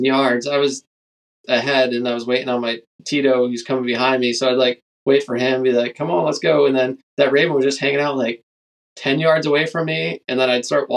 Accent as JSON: {"language": "English", "region": "Pennsylvania", "country": "United States", "tie": "born or raised there", "moved": "as an adult", "lives_now": "Alaska, United States", "said": "growing up in Pennsylvania"}